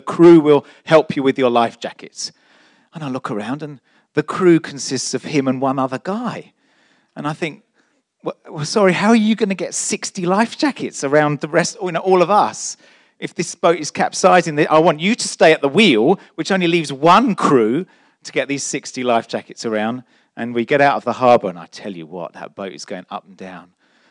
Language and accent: English; London, United Kingdom; I'm such a Londoner.